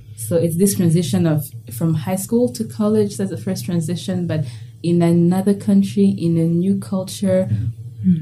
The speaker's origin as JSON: {"language": "English", "region": "Kigali", "country": "Rwanda", "moved": "as an adult", "lives_now": "United States", "said": "I'm from Kigali, Rwanda"}